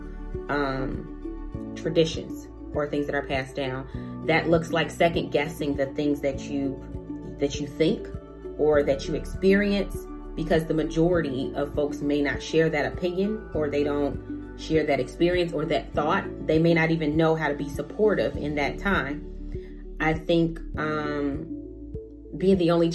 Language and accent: English; Chicago, Illinois, United States; moved away as an adult; now in Des Moines, United States; I am from Chicago. I came to Des Moines a while ago to go to school, college